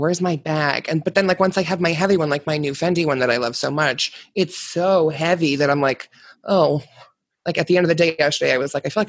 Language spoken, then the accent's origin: English; Maine, United States; I'm from Maine